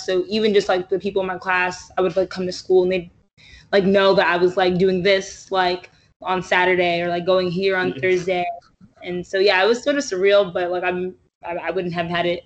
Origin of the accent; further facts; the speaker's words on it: New York City, New York, United States; I'm a New Yorker